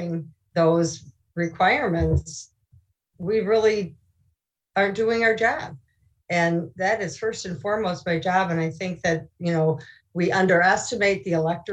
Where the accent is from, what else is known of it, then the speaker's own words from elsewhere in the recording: Illinois, United States; It's still my hometown